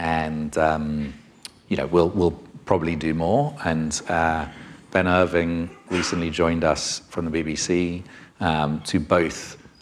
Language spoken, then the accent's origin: English; United Kingdom; being a Brit myself